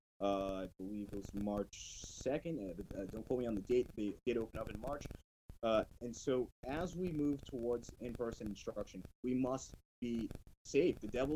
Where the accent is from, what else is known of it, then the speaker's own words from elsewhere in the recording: Haverhill, Massachusetts, United States; I grew up in Haverhill